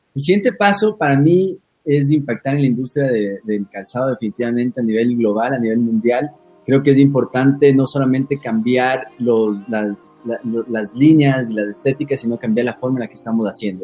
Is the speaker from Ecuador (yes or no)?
yes; Ecuador; moved away as an adult; also born or lived in Italy / Spain; soy el diseñador ecuatoriano